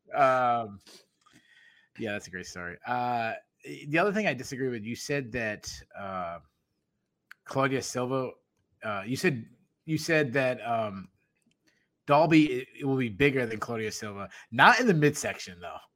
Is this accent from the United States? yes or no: yes; New England, United States; accent: New England; my New England accent